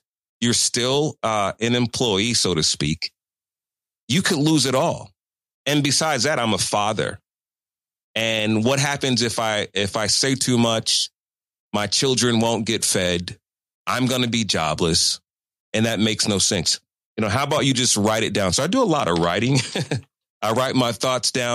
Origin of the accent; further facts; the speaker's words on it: Chicago, Illinois, United States; moved away as an adult; also born or lived in New York City; going home to work at WGCI in Chicago